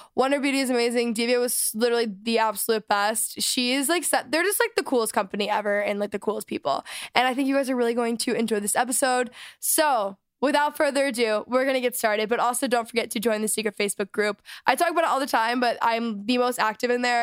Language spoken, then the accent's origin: English; Texas, United States; now in Los Angeles, United States; I grew up in Texas, and I live in L